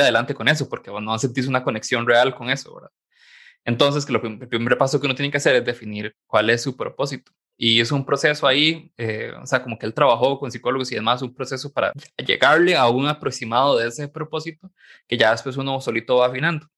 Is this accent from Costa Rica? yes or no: yes; San Carlos, Alajuela, Costa Rica; moved away as an adult; yo soy de San Carlos en realidad, y me vine para acá a trabajar